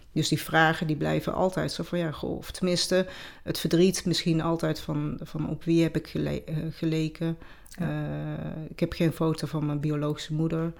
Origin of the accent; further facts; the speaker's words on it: North Brabant, Netherlands; accent: Brabantse; also born or lived in Peru; de Brabantse accent